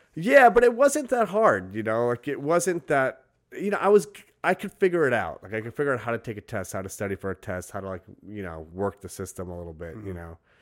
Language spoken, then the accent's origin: English; New York City, New York, United States; I grew up in Brooklyn.